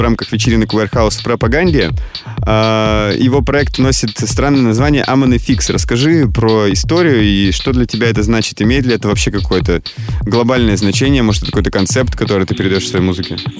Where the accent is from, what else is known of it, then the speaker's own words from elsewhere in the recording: Yekaterinburg, Sverdlovsk Oblast, Russia; То есть я не из Москвы, я из Екатеринбурга.